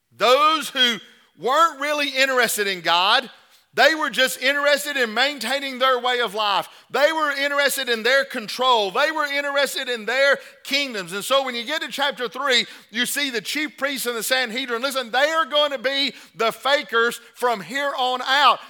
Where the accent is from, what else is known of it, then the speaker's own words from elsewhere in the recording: the South, United States; we're brought up in the South